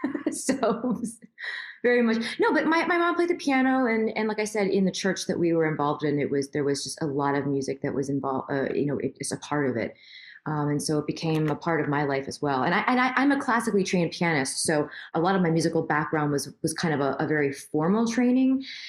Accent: Queens, New York, United States; So I was born in Queens, but I'm New York.

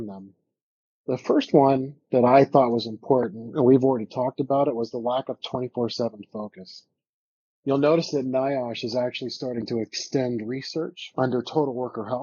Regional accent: Mesa, Arizona, United States; my hometown here in Mesa, Arizona

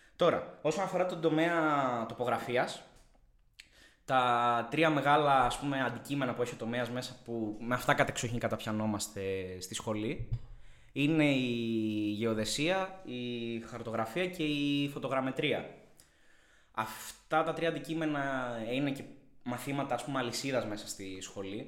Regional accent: Thessaloniki, Central Macedonia, Greece; moved away as an adult; now in Athens, Greece; γεννήθηκα και μεγάλωσα στη Θεσσαλονίκη

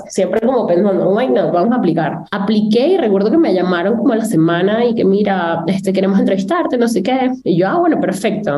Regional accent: Venezuela; moved away as an adult; also born or lived in Monterrey, Mexico / London, United Kingdom; soy venezolana

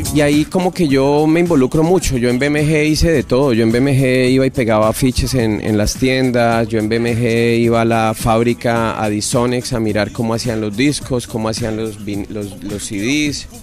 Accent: Bogotá, Colombia; yo nací en Bogotá en diciembre 1 del año 74

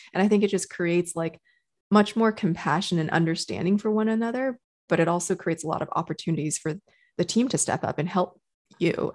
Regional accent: Texas, United States; moved away as an adult; also born or lived in China / Canada / New York; now in California, United States; So for most of my adult life, I grew up in Texas

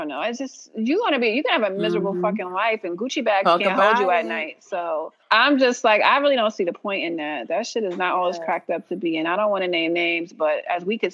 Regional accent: New York City, New York, United States; I'm from Harlem

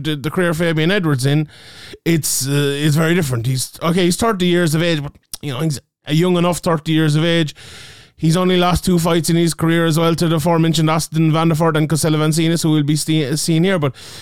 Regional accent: Ireland; in my home country of Ireland

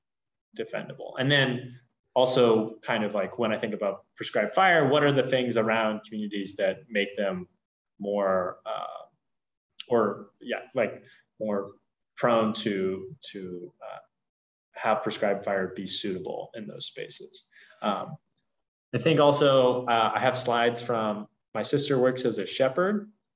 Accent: California, United States; No, I'm from Southern California.

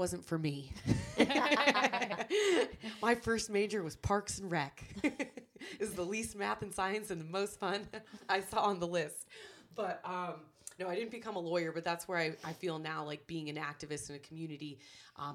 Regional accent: Detroit, Michigan, United States; I'm from Detroit, Michigan

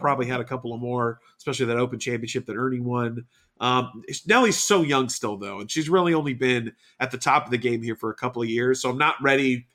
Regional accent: Houston, Texas, United States; my hometown of Houston

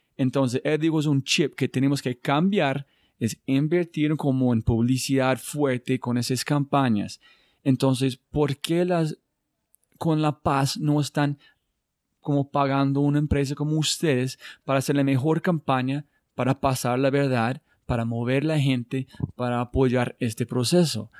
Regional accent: United States; Spanish is a second language; yo soy de los Estados Unidos

